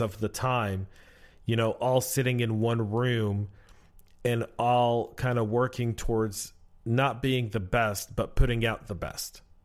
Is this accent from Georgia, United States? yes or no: yes; Georgia, United States; we're both from Georgia